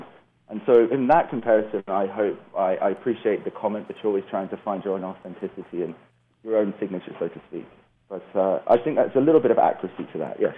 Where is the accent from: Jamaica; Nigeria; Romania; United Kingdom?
United Kingdom; England; also born or lived in Netherlands / Canada / California, United States; I was raised in England, the Netherlands, Canada, and California, so a bit of a global citizen.